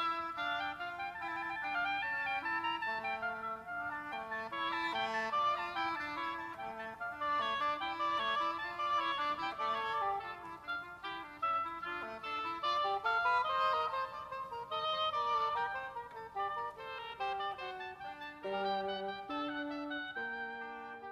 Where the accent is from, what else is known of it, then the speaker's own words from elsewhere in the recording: United States; as an Asian American here, growing up in the United States